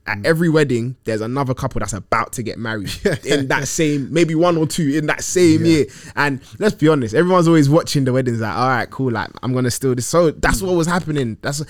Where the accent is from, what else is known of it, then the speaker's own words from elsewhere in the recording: Ghana; When I go back to Ghana, like, obviously I'm Ghanaian by origin